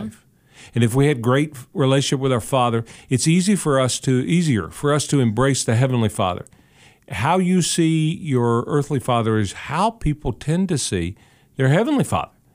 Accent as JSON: {"language": "English", "town": "Ashland", "region": "Kentucky", "country": "United States", "tie": "born or raised there", "also_born_or_lived": "Catlettsburg, Kentucky", "said": "my family's roots were in Catlettsburg, Kentucky. I was born in Ashley, Kentucky, but Catlettsburg, Kentucky."}